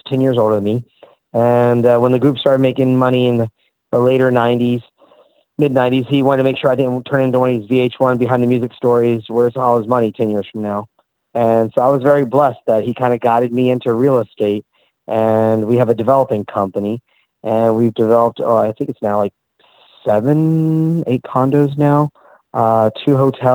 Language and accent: English; Orlando, Florida, United States; growing up in Orlando